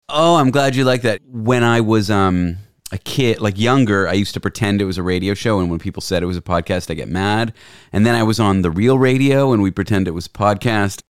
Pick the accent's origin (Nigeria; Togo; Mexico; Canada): Canada; moved away as an adult; now in San Francisco, United States; I'm Canadian